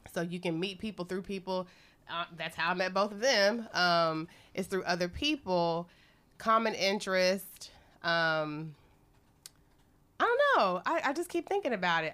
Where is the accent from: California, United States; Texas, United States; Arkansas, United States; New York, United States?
Texas, United States; moved away as an adult; now in Beijing, China; from Texas